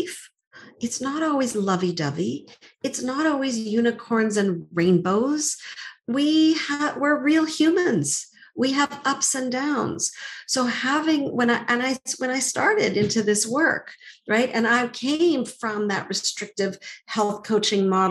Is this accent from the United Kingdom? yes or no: no; Montreal, Quebec, Canada; I grew up in Montreal